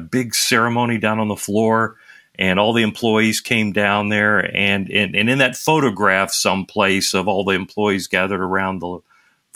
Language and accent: English; Nashville, Tennessee, United States; accent: Southern drawl; moved away as an adult; I grew up in Nashville, Tennessee. So you can hear the Southern drawl inside my voice, even though I moved away from home when I was 18